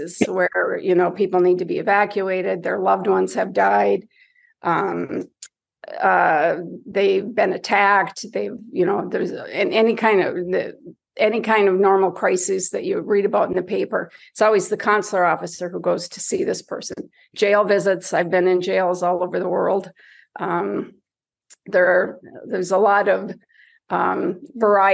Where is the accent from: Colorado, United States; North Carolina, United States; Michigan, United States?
Michigan, United States; Marquette; born or raised there; moved away